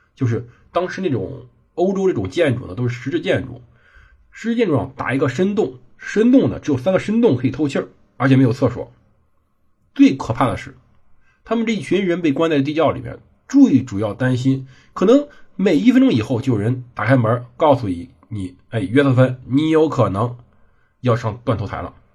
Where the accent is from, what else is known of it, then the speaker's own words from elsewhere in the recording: China; 我们中国人